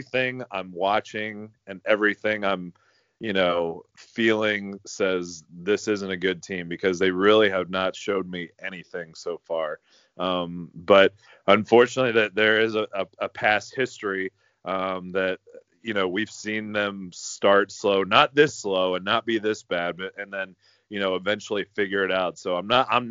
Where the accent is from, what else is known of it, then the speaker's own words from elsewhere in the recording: Louisville, Kentucky, United States; also born or lived in Chicago, Illinois; I was born in Chicago, and then I've moved to Louisville in 91